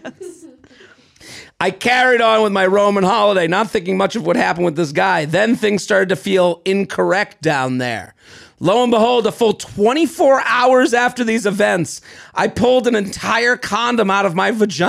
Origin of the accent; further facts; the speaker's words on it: United States; now in Barcelona, Spain; For context, I'm American, but I live in Barcelona.